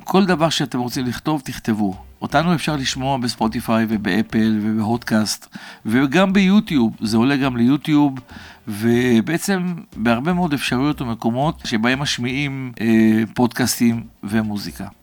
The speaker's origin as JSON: {"language": "Hebrew", "town": "Kfar Saba", "region": "Central District", "country": "Israel", "tie": "born or raised there", "said": "מעבר לפרדסים שהיו מסביב לשכונה שבה גדלנו בכפר סבא, בשיקום ותיקים, אני עצמי גדלתי אצל הסבתא שלי"}